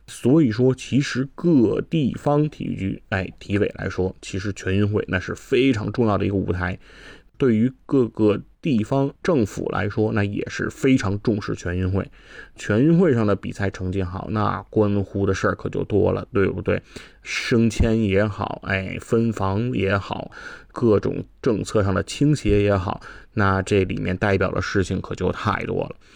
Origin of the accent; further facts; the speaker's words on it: China; 我们中国人大家都知道，哎，我们的口算能力，我们的速算能力都非常地强